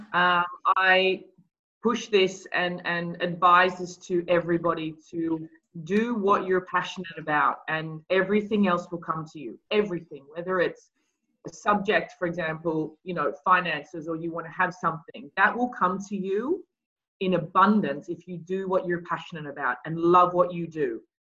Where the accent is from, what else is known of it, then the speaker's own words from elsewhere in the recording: Australia; moved away; I grew up in Australia